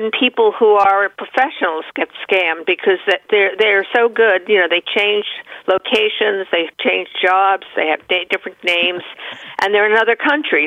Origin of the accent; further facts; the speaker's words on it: Great Neck, New York, United States; I grew up in Great Neck